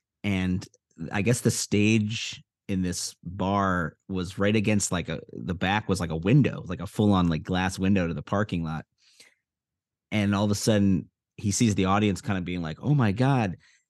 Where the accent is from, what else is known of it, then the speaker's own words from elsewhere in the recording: Evanston, Illinois, United States; now in Los Angeles, United States; my hometown of Evanston, Illinois